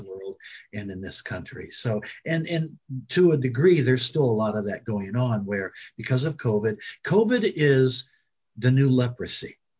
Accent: Springfield, Illinois, United States; born or raised there

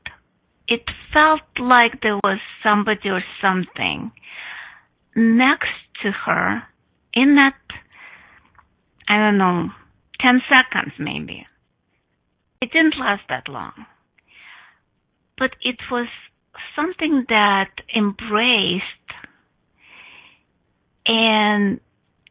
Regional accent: Russia; English is a second language; now in United States; I went to yoga when I was 11, or actually I didn't went to yoga, because in Russia it was forbidden

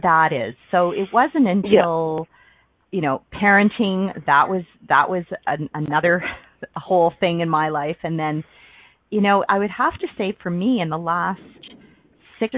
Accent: Ontario, Canada; I grew up in Ontario, Canada, on the East Coast

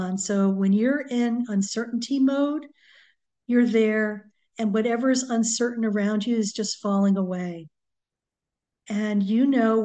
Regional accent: New England, United States; now in Southern California, United States; I grew up in New England, so we had hurricanes quite a bit.

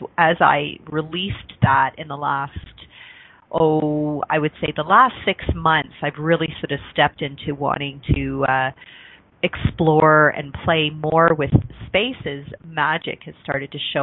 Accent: Mississauga, Ontario, Canada; also born or lived in Toronto; I was born in Toronto, Ontario, Canada, and grew up outside of Toronto. It used to be the country. It was called Mississauga

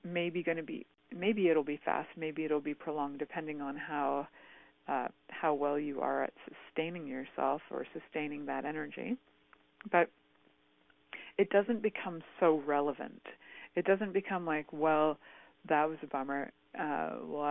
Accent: Canada; growing up in Canada

